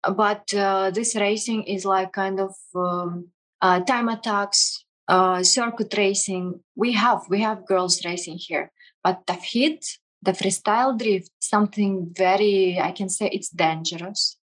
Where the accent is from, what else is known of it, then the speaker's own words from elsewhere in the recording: Kazakhstan; English is a second language; also born or lived in Russia; now in United Arab Emirates; i was grew up in kazakhstan